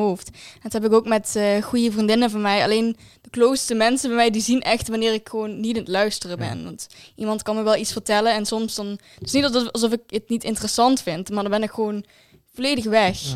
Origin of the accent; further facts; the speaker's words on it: Valkenburg, Limburg, Netherlands; ik kom uit Valkenburg